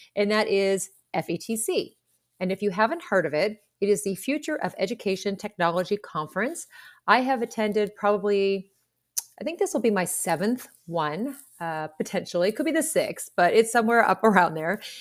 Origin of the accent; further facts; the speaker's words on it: Pittsburgh, Pennsylvania, United States; I'm from Pittsburgh